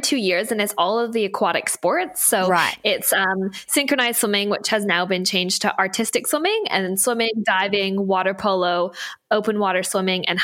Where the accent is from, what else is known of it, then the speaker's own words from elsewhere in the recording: Canada; now in Australia; I don't have an Aussie accent. So I'm originally from Canada